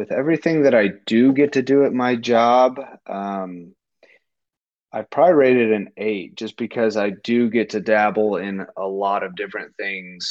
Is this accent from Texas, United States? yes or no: yes; Houston, Texas, United States; moved away as an adult; now in Nevada, United States; I'm born and raised in Houston